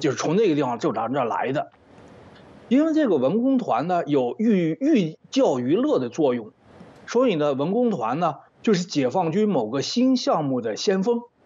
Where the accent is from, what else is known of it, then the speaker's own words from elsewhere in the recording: China; moved away; 我到到底是从大陆出来的人